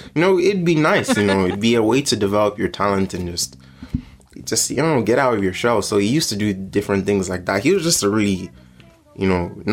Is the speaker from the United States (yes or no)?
no; Mountmellick, Laois, Ireland; also born or lived in Nigeria; I grew up in Mount Mellick and Laois.